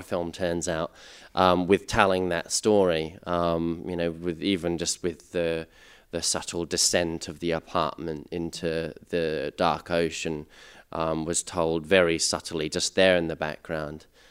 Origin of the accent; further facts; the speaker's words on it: England, United Kingdom; now in Australia; I grew up in England and I came here. I've been living here for eleven years now.